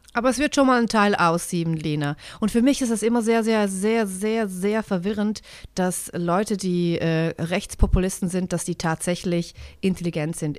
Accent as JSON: {"language": "German", "country": "Switzerland", "said": "Also wir sind ja eine direkte Demokratie"}